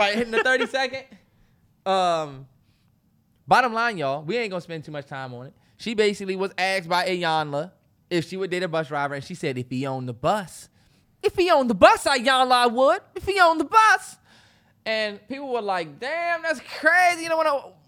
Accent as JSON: {"language": "English", "region": "Washington, D.C. area", "country": "United States", "said": "even though we from this area, I'd never really been downtown DC"}